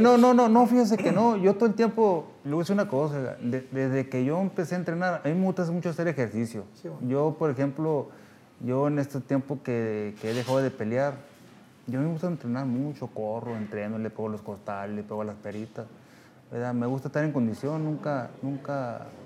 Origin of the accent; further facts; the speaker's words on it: Navajoa, Sonora, Mexico; yo soy de Navajoa, Sonora